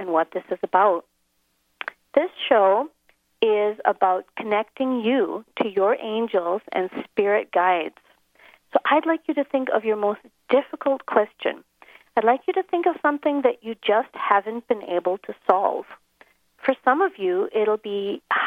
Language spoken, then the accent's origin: English; Minnesota, United States; moved away as an adult; now in Johannesburg, South Africa; I'm American. I'm actually from Minnesota. But I've been living over here in South Africa